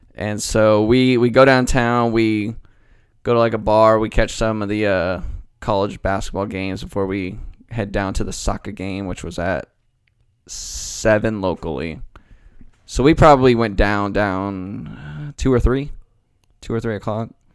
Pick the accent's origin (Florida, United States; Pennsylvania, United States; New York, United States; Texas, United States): Texas, United States; Dallas; I'm from Dallas